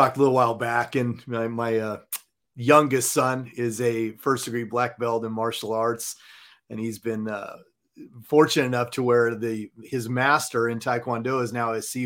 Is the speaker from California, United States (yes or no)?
yes; Southern California, United States; also born or lived in Montana; now in Dallas, United States; I was born and raised in Southern California.